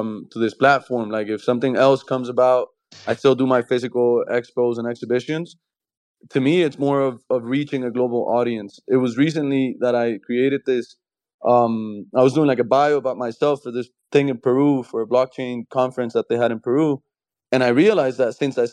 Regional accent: Colombia; I'm from Colombia

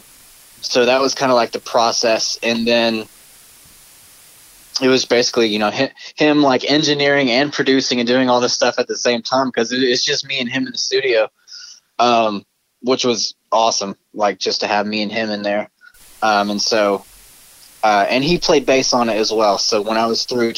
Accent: Arkansas, United States; also born or lived in New York City; I was from Arkansas

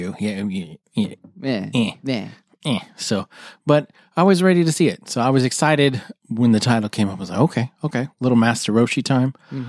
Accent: Dallas, Texas, United States; now in Houston, United States; I'm from Dallas.

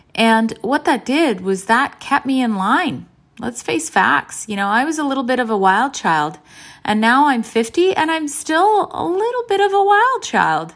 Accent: Canada; both my parents are from Croatia, and I was born in Canada.

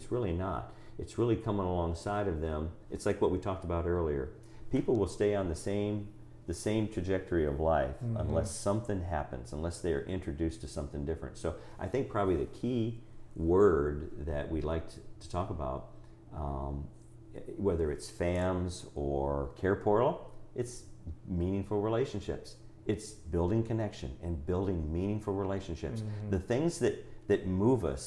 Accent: Lynchburg, Virginia, United States; I was from Lynchburg

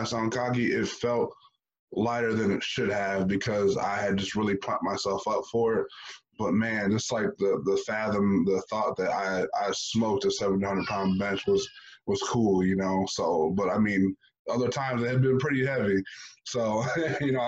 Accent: United States; growing up in America, and in the inner city

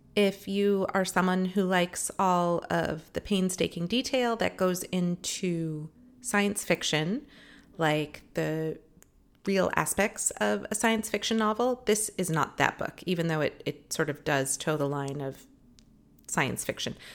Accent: Los Angeles, California, United States; I live here and it's my hometown

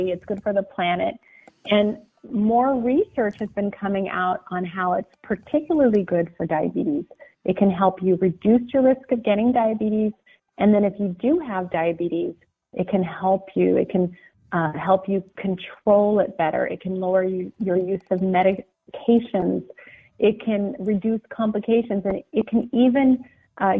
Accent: Pacific Northwest, United States; I was raised in the Pacific Northwest in the country

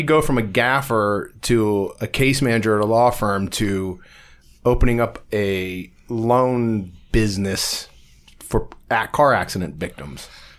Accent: Ohio, United States; When I was growing up on Southern Boulevard, the whole section of that city, that Southern Boulevard neighborhoods and all the off streets, yeah, they're loaded with kids, man.

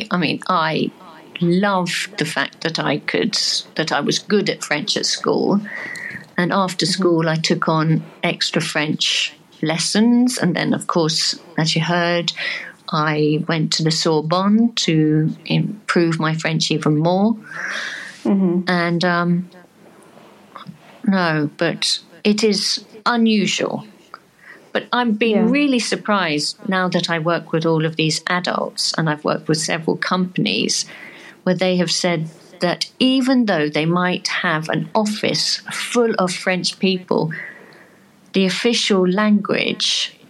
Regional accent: England, United Kingdom; But within the first breath I take, people know that I'm English.

